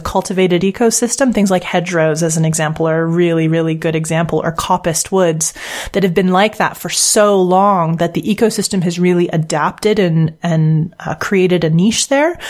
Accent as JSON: {"language": "English", "country": "Canada", "moved": "as an adult", "lives_now": "United Kingdom", "said": "I'm a Canadian living abroad right now. I live in the UK"}